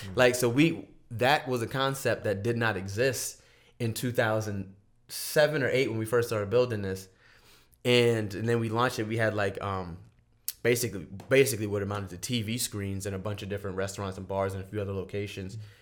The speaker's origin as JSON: {"language": "English", "town": "Charleston", "region": "South Carolina", "country": "United States", "also_born_or_lived": "San Francisco, United States", "moved": "yes", "lives_now": "Los Angeles, United States", "said": "I'm from Charleston, South Carolina"}